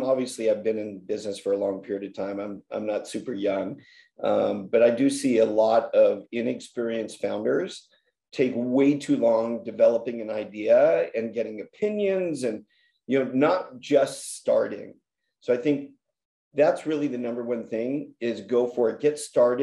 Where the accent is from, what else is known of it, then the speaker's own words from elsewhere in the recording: Los Angeles, California, United States; I grew up in the San Fernando Valley